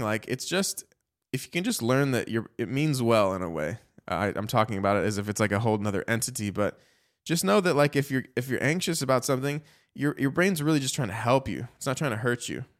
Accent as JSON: {"language": "English", "town": "Chicago", "region": "Illinois", "country": "United States", "tie": "born or raised there", "said": "I grew up in Chicago"}